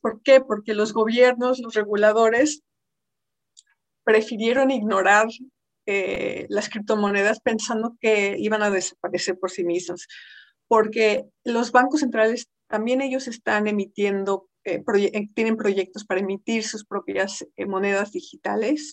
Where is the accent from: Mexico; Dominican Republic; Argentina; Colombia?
Mexico; Siendo mexicana